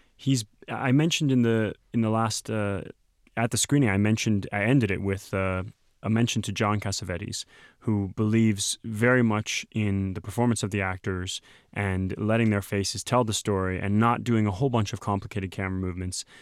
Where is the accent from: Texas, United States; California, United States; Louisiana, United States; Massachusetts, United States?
Texas, United States; moved away; my home state